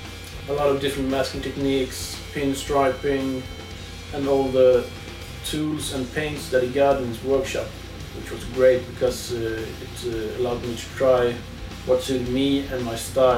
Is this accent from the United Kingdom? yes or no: no; Sweden; I'm from Sweden.